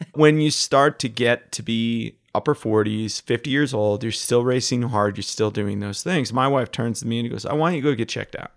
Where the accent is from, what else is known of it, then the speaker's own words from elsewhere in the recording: Utica, New York, United States; I grew up in Utica, New York